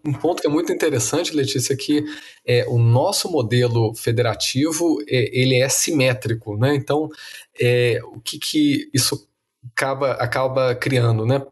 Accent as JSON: {"language": "Portuguese", "region": "Minas Gerais", "country": "Brazil", "tie": "born or raised there", "moved": "yes", "said": "governador do meu estado natal"}